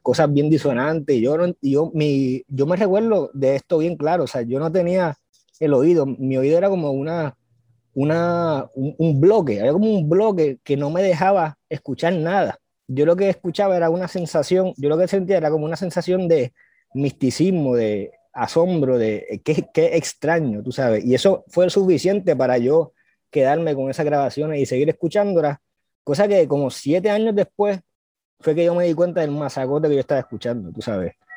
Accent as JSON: {"language": "Spanish", "town": "San Juan", "country": "Puerto Rico", "tie": "born or raised there", "also_born_or_lived": "Gurabo, Puerto Rico / Río Piedras, Puerto Rico", "said": "yo soy de Cupey, yo soy sanjuanerito, este, yo soy de Coupey y mis padres son de. Mi, mi, mi, padre es de Salinas, Guayama, del, del sur, mi mayor es, Río Piedrense. Y este, nada, eh, yo me crié entre aquí Coupey, una urbanización, Gurabo, el pueblo de Gurabo y Río Piedra"}